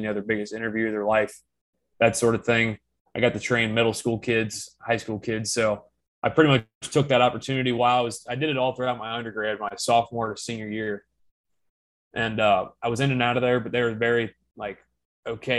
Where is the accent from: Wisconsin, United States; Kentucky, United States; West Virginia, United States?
Kentucky, United States; Cincinnati, Northern; I'm from Northern Kentucky, Cincinnati